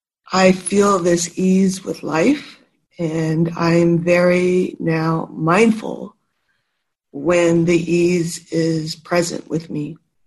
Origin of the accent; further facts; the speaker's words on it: San Carlos, California, United States; from San Carlos